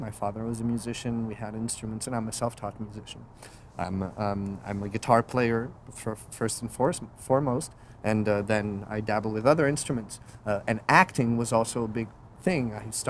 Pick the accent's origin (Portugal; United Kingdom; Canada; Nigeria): Portugal; Lisbon; moved away as an adult; also born or lived in Paris, France; now in United States; I'm a French native. I was born in Paris. My father is French, and … which is a French name. But I'm also a Portuguese. My mother's Portuguese, and I was raised in Lisbon.